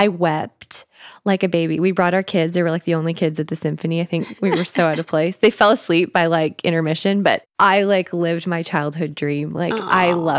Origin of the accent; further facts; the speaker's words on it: Canada; moved away; I'm Canadian, so it was one of the Great Lakes up in Canada.